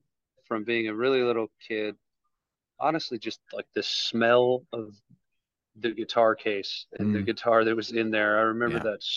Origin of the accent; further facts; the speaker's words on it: Richmond, Virginia, United States; I'm originally born and raised in Richmond, Virginia